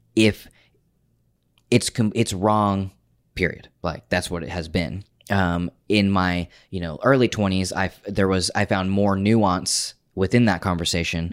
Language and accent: English; Oklahoma, United States; moved away as an adult; I grew up in Oklahoma.